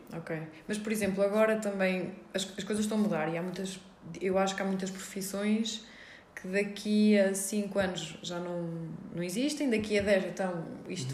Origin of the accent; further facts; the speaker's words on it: Guarda, Centro, Portugal; moved away as an adult; also born or lived in Switzerland; now in Viseu, Portugal; eu sou da Guarda, sou okay. da Guerra da Beira. Um, e nasci na Suíça